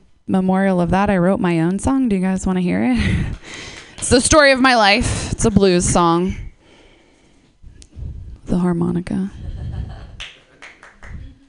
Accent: East Coast, United States; moved away; also born or lived in Seattle; I'm from the East Coast

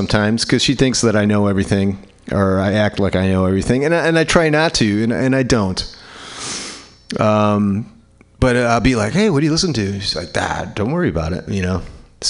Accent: New Orleans, Louisiana, United States; I am a songwriter from New Orleans, Louisiana.

